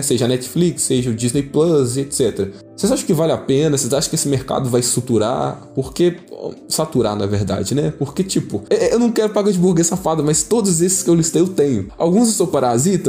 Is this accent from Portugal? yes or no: no; Brazil; Somos brasileiros